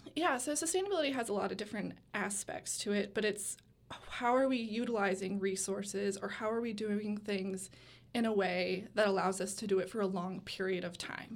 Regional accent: West Michigan, United States; moved away as an adult; now in Gainesville, United States; I am from a small town in West Michigan

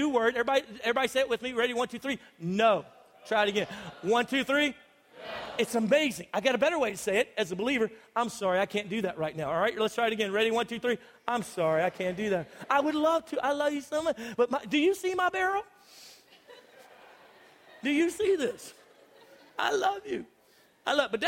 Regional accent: United States; I'm typical American

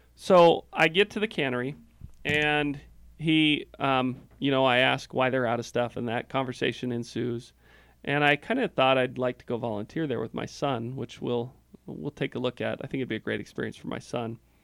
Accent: Oregon, United States; now in Utah, United States; I grew up in Oregon

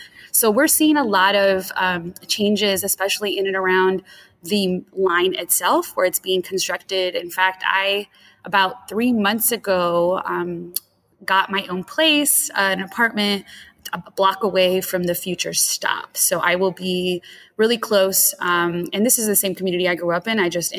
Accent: Inglewood, California, United States; So I am from Inglewood, California, which is a city right next to the airport. So if you've ever been to LAX, we are the city that is right outside of LAX. And so I grew up in Inglewood

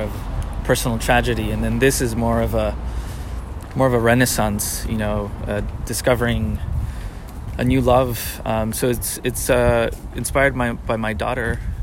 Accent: Ecuador; moved away as an adult; I am originally from Ecuador

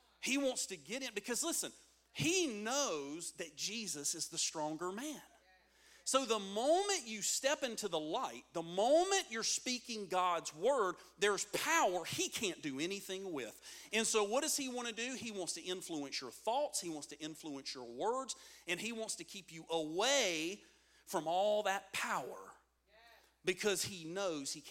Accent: United States; we're Americans

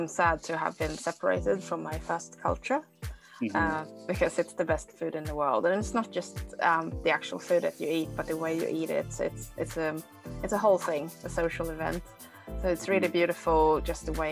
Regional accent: Sweden; also born or lived in South Korea; now in New Zealand; I am based in New Zealand at the moment, but I am originally from Korea, and then I was adopted as a child to Sweden

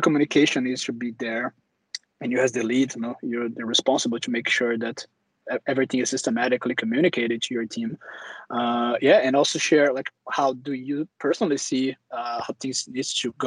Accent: Brazil; moved away as an adult; also born or lived in Germany; now in Stockholm, Sweden; I'm originally from Brazil as well

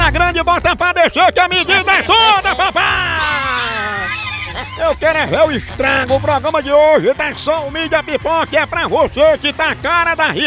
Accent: Porto, Porto District, Portugal; Eu sou português, vivo em Portugal, sou português de Portugal, do Porto.

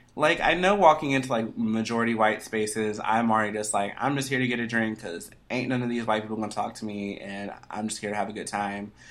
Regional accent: Atlanta, Georgia, United States; I'm from Atlanta

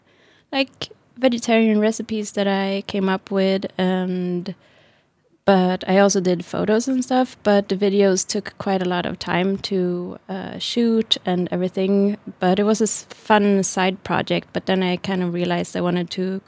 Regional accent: Stockholm, Stockholm County, Sweden; moved away as an adult; now in Berlin, Germany; I'm from Stockholm in Sweden. Mm-hmm. And yeah, I grew up there and studied and everything there.

